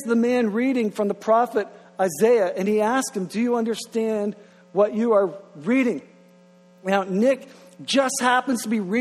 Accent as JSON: {"language": "English", "area": "Grand Manan", "region": "New Brunswick", "country": "Canada", "moved": "yes", "lives_now": "Moncton, Canada", "said": "I'm originally from Graham and Ann"}